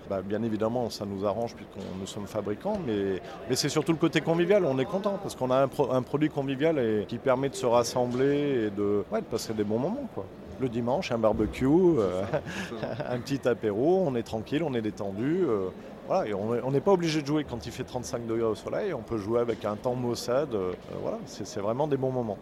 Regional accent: Saint-Étienne, Auvergne-Rhône-Alpes, France; je suis stéphanois

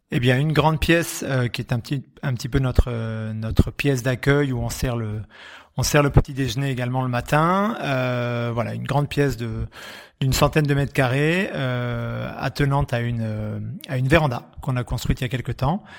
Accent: Graves, Nouvelle-Aquitaine, France; du jardin où j'ai grandi, dans les Graves

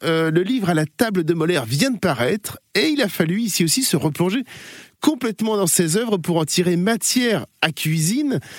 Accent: southern France, France; en tant que sudiste

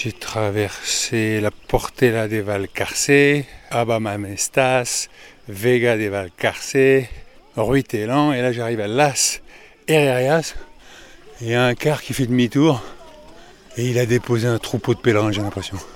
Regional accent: Paris, Île-de-France, France; Moi, je viens de Paris, madame.

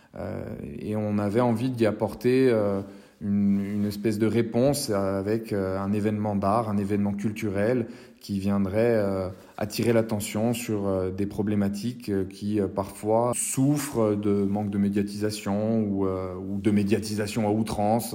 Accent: Corsica, France; créer un grand rendez-vous d'art chez nous en Corse

